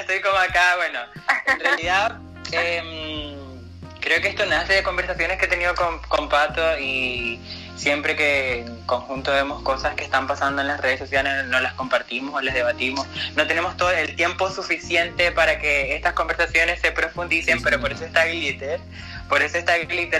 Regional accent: Venezuela; moved away as an adult; now in Chile; yo estoy de Venezuela

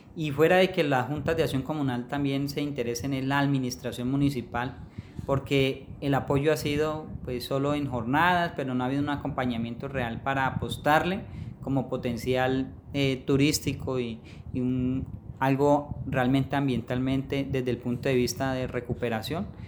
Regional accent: Florencia, Caquetá, Colombia; Yo soy poblador del municipio de Florencia

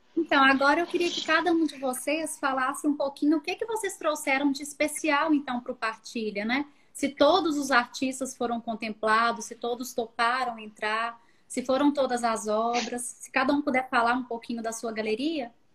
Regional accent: Belo Horizonte, Minas Gerais, Brazil; Eu sou de BH

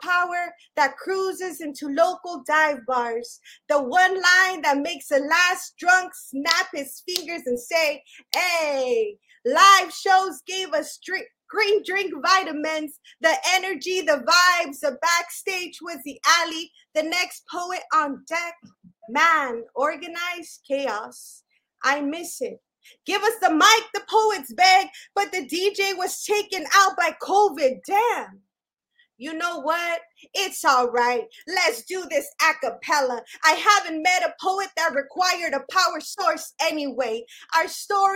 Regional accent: Los Angeles, California, United States; also born or lived in Chicago; I'm a poet from Boyle Heights, first of all. Raised, not born. I'm originally from the Shy, but they kicked me out when I was a baby

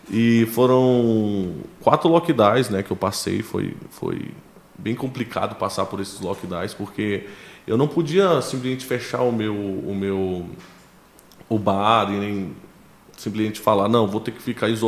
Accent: Ceilândia, Federal District, Brazil; born there; Cara, eu nasci em Brasília

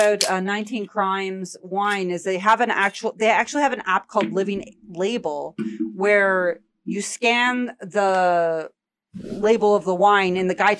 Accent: Canada; I just find it interesting as a Canadian.

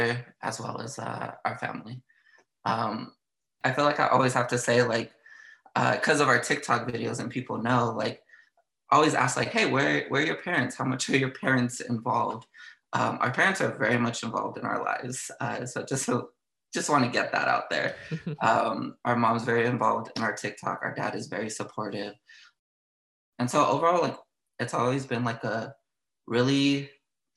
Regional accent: Southern California, United States; born and raised in Southern California, beautiful, sunny California.

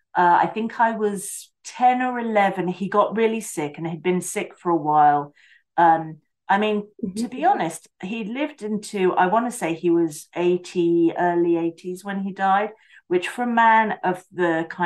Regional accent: Basingstoke, South East England, United Kingdom; born there; So I was born in Basingstoke in the United Kingdom, which is in the South Coast, like right in the middle.

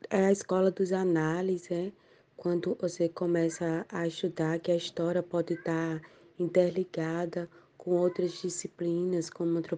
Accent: Alagoas, Brazil; sou natural de Bateguara, Alagoas, uma cidade da Zona Tamata Mata.

